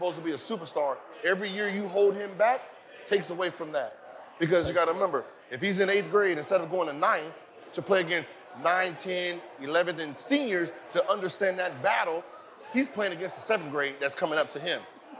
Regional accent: the Valley, California, United States; Yeah, so I grew up with Gary in the Valley

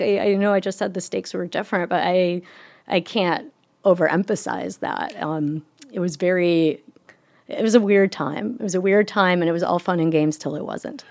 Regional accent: Michigan, United States; my hometown in Michigan

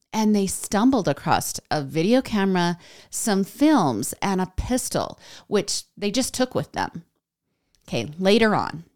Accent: United States; I'm American

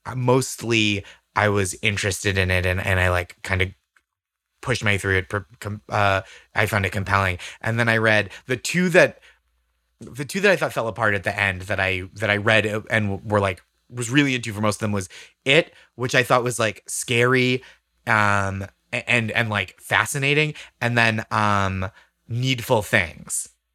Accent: Massachusetts, United States

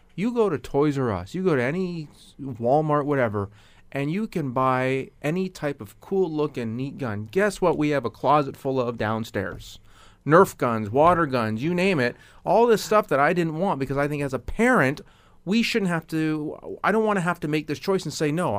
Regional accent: Canada; being a Canadian

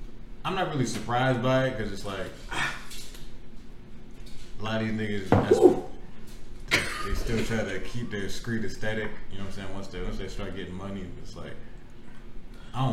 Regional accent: Florida, United States

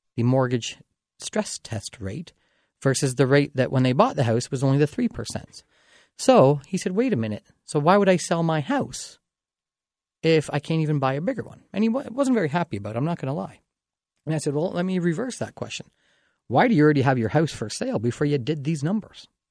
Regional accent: Dorchester, Ontario, Canada; my hometown of Dorchester

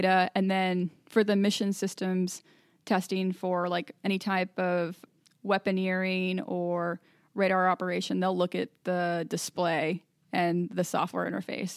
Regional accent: Little Elm, Texas, United States; moved away; I'm originally from Little Elm, Texas, north of Dallas

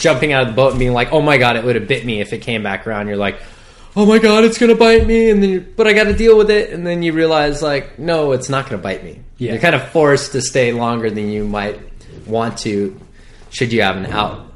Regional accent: North Shore, Hawaii, United States; I was born and raised on the North Shore

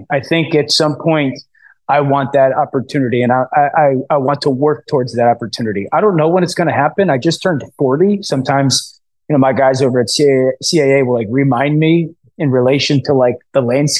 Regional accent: East Coast, United States; I'm from the East Coast again, my wife from Philly

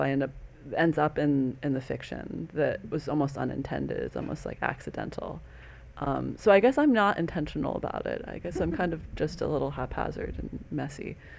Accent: Iowa, United States; I'm from Iowa

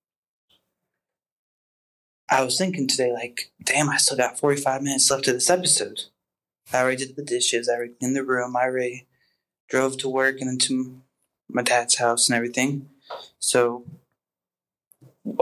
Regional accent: Reno, Nevada, United States; I recently moved back to my hometown, Reno, Nevada

